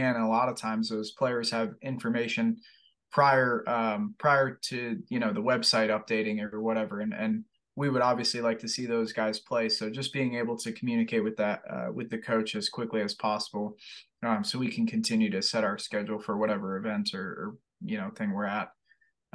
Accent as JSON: {"language": "English", "town": "Fort Lauderdale", "region": "Florida", "country": "United States", "tie": "born or raised there", "moved": "yes", "lives_now": "Buies Creek, United States", "said": "I'm from Fort Lauderdale, Florida, man, and I grew up in a city"}